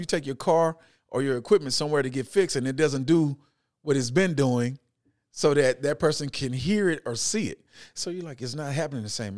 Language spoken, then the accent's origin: English; Houston, Texas, United States; I'm growing up in Houston, Texas. I'm grew up in Fifth Ward.